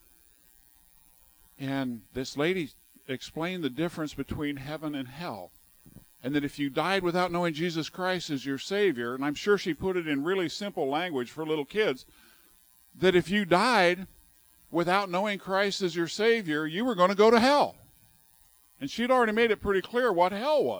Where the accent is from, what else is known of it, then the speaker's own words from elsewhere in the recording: southern Arizona, United States; moved away as an adult; also born or lived in California; now in West Virginia, United States; he took this little ornery kid from southern Arizona and has moved him to West Virginia